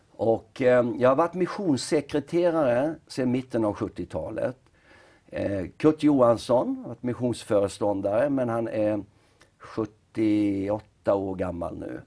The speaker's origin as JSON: {"language": "Swedish", "town": "Nybro", "region": "Kalmar County", "country": "Sweden", "tie": "born or raised there", "moved": "as an adult", "said": "vi är uppvuxna i Nybro. Ja. Och eh, det var ju där som vi tillbringade Åtminstone livet fram till 18-årsåldern"}